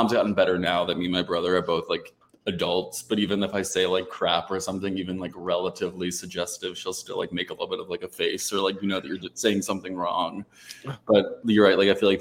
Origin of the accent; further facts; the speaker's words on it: Philadelphia, Pennsylvania, United States; moved away as an adult; also born or lived in Washington, D.C.; now in Florida, United States; I grew up around Philly, like I said, 40 minutes out